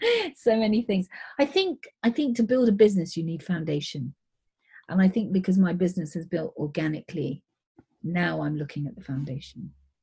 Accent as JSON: {"language": "English", "country": "India", "said": "I mean, I'm Indian, so Indians are really into business."}